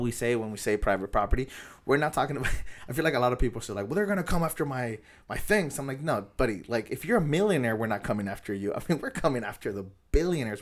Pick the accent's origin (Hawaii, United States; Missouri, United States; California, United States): California, United States; National City; I grew up in National City, and it's just, like, I live in National City